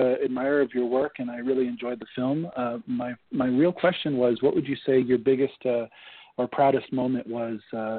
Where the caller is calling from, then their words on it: Nevada, United States; I'm calling from Nevada